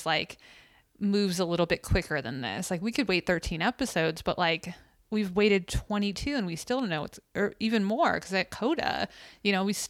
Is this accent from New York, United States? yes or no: yes; Clarence, New York, United States; I grew up in Clarence, New York, a very affluent part of Buffalo.